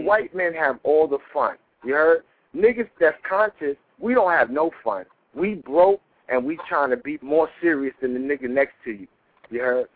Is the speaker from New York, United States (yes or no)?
yes; New York, United States; also born or lived in Chicago; I'm from New York